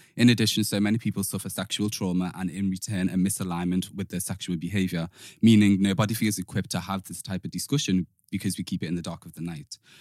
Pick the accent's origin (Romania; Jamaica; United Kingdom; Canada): United Kingdom; Liverpool, North West England; moved away; also born or lived in London; growing up in Liverpool, I'm from Toxteth